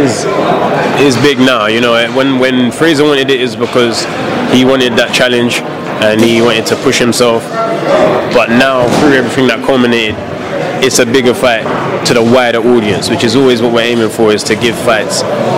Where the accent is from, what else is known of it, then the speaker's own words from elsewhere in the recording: London, United Kingdom; I'm from London.